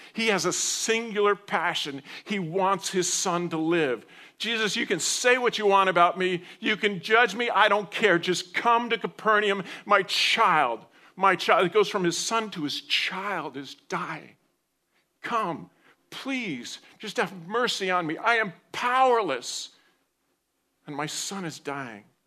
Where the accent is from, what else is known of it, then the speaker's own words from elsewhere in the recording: New Jersey, United States; moved away; I grew up in New Jersey